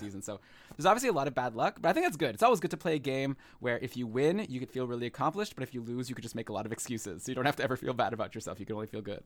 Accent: Ottawa, Ontario, Canada; moved away as an adult; now in Toronto, Canada; I was born in Ottawa, and I'm currently live in Toronto

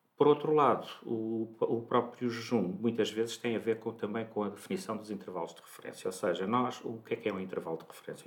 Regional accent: Santarém, Santarém District, Portugal; moved away as an adult; now in Lisbon, Portugal; eu nasci em Santarém

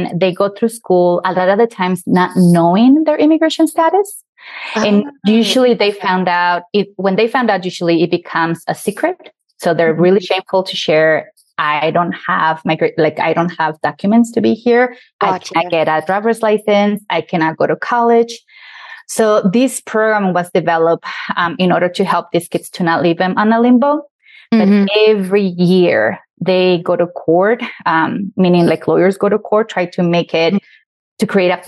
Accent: Mexico; also born or lived in Wyoming; now in Colorado, United States; I'm an immigrant. I was born in Mexico. I've been in this country for over 30 years

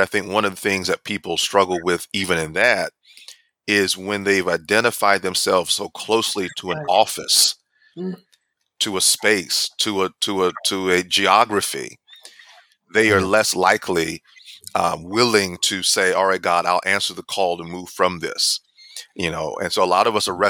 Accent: the South, United States; growing up in the Baptist context, particularly here in the South

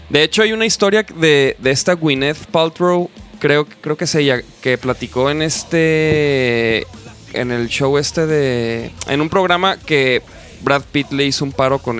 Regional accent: Chihuahua, Mexico; now in Guadalajara, Mexico; yo soy de Chihuahua, ya no.

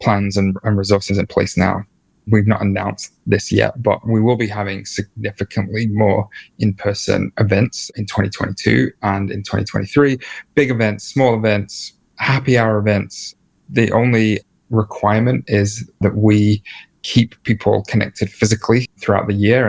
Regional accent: England, United Kingdom; also born or lived in New York; I'm from England and we get like easily embarrassed and like easily awkward.

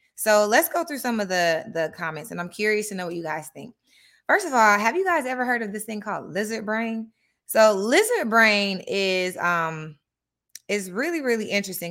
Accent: Atlanta, Georgia, United States; I grew up in Atlanta, Georgia

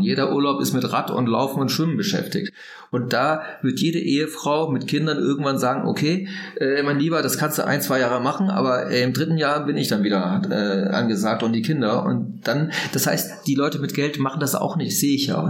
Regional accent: Langen, Lower Saxony, Germany; ich bin in Norddeutschland aufgewachsen, in, bei Bremerhaven in Langen

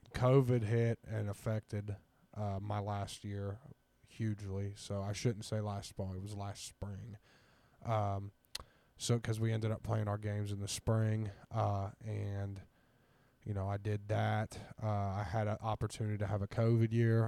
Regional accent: Ironton, Ohio, United States; moved away as an adult; also born or lived in Atlanta, Georgia; now in Columbus, United States; I am from Ironton, Ohio. Went to Ironton High School.

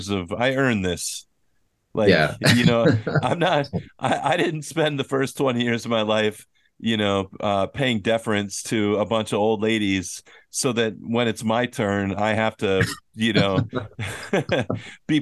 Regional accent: Minnesota, United States; now in South Korea; I'm from Minnesota

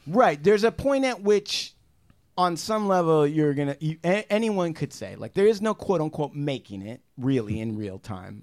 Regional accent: United States; I'm American Indian, okay? I grew up on reservation.

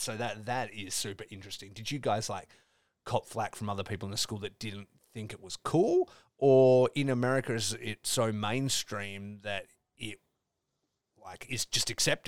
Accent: Australia; growing up in Australia

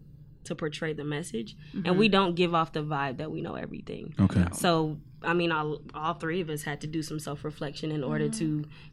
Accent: Atlanta, Georgia, United States; moved away; I'm from Atlanta.

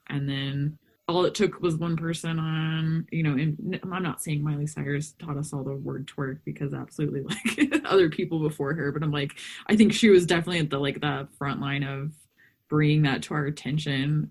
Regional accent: Texas, United States; I grew up in Texas

